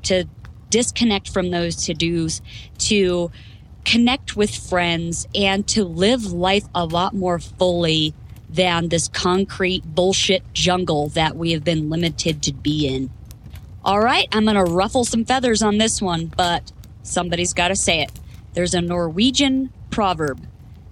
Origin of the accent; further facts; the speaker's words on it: Florida, United States; moved away as an adult; now in Idaho, United States; I was born and raised in Florida until I enlisted and went into the Marine Corps